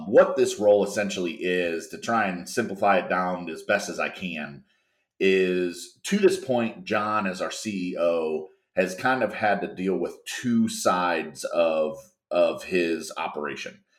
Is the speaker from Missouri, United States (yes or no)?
yes; St. Louis, Missouri, United States; born and raised in St. Louis, Missouri.